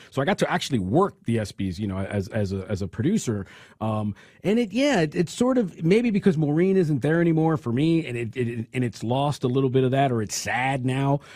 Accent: California, United States; I come from California

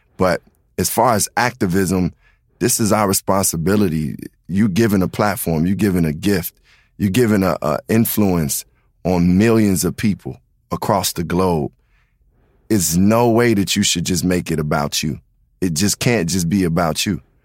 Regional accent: Chicago, Illinois, United States; being from the South Side, I really was raised just amongst black culture

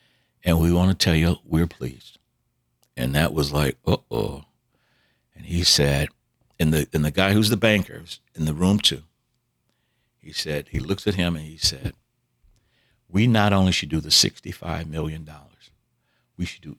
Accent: the South, United States; all the things we were taught growing up in the South

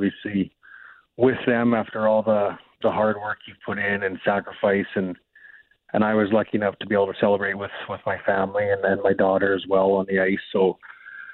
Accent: Manitoba, Canada; also born or lived in Winnipeg; growing up in Manitoba and living in Winnipeg now

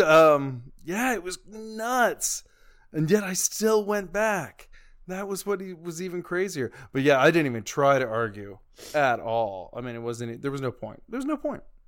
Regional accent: the Bible Belt, United States; I grew up in the Bible Belt

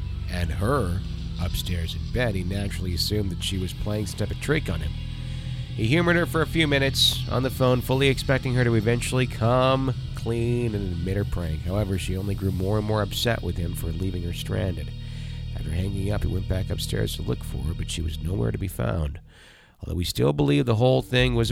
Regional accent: Wisconsin, United States; I grew up in Wisconsin.

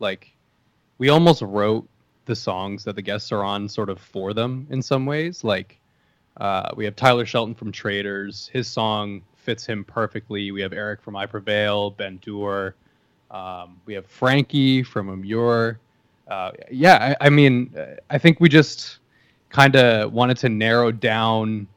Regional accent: Canada; moved away; I'm Canadian, but I don't live in Canada.

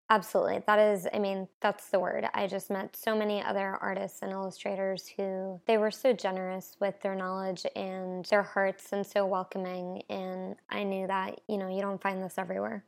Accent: New Jersey, United States; moved away as an adult; also born or lived in Brooklyn, New York; now in Nashville, United States; I grew up in New Jersey, and I've been living in New York and Brooklyn for the last six years

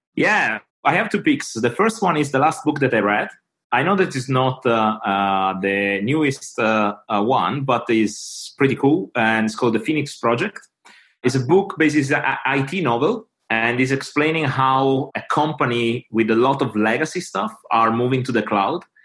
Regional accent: Italy; English is a second language; now in London, United Kingdom; English is not my native language

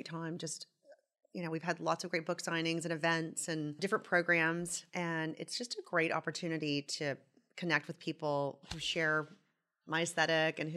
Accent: Tupelo, Mississippi, United States; moved away as an adult; also born or lived in Nashville, Tennessee; now in New York City, United States; I'm from Tupelo, Mississippi. I grew up there, went to high school there, and then went to Vanderbilt, and then to Parsons in New York

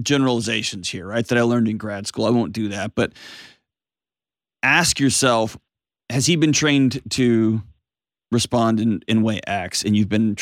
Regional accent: Texas, United States; I grew up in Texas

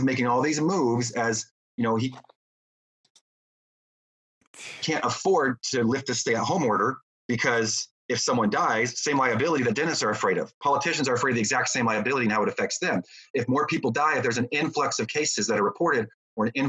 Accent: United States; as an American

